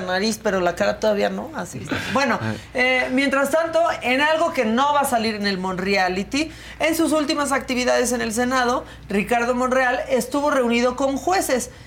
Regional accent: Mexico; así somos los mexicanos

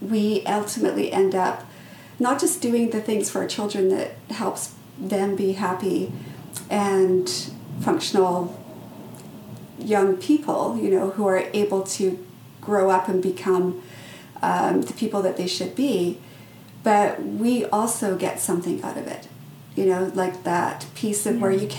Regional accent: British Columbia, Canada; also born or lived in England / South Africa; I was originally from England. We moved to South Africa. We moved back to England. Then we moved to Canada. And then once we were in Canada, uh, when I was in about grade two, we picked up and moved to this small northern community in northern British Columbia.

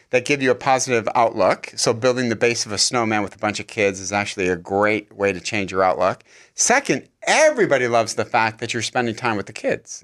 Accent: Michigan, United States; now in California, United States; I'm from Michigan

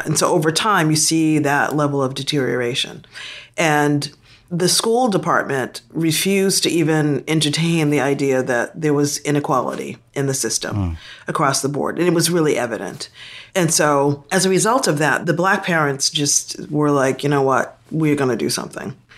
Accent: Boston, Massachusetts, United States; moved away as an adult; also born or lived in South Africa; I'm from Boston and was born and raised in Boston. I grew up most of my life in Dorchester, Massachusetts

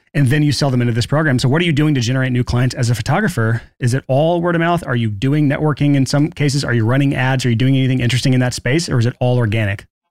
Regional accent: Alabama, United States; I'm from Alabama

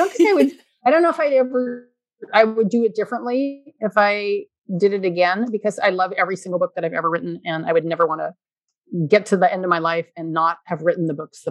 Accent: California, United States; I grew up in California

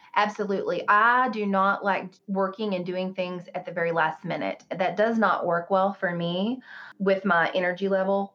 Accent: the South, United States; I grew up in the South

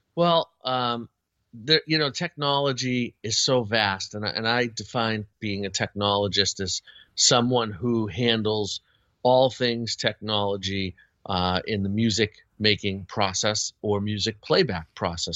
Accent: Boston, Massachusetts, United States; I grew up in the Boston area

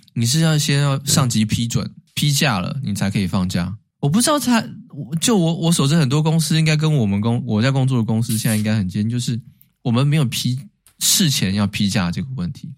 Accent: Taiwan; moved away as an adult; now in United States; 但是对台湾人而言，我们没有道理去举报人家嘛

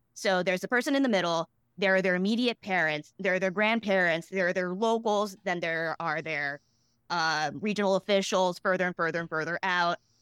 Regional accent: Boston, Massachusetts, United States; I grew up in Boston

